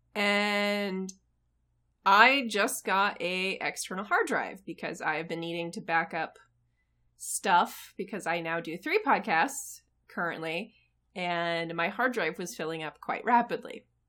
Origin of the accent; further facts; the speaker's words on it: United States; I am American